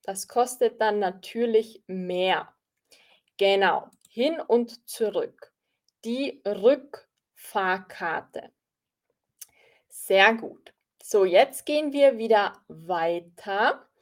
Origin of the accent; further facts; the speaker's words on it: Austria; Ich bin aus Österreich